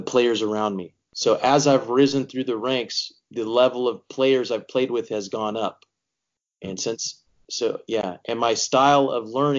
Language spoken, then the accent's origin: English; Bakersfield, California, United States; growing up in Bakersfield, California, that's not the soccer mecca of the world